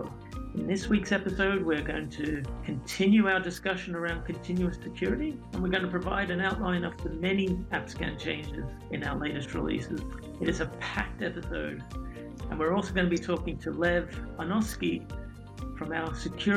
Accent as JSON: {"language": "English", "country": "Australia", "tie": "born or raised there", "moved": "yes", "said": "I grew up in Australia"}